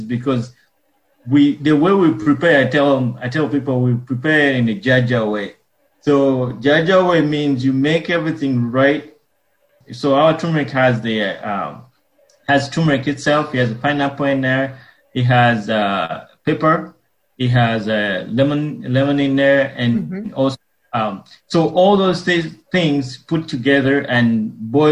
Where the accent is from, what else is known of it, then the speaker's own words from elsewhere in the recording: Uganda; moved away; I was born and raised in Uganda